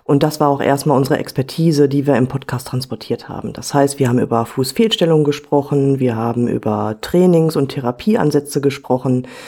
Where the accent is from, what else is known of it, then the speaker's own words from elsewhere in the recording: Werther, North Rhine-Westphalia, Germany; Hallo ihr Lieben … ich bin ebenfalls Fußcoach und komme aus dem schönen Werther in NRW.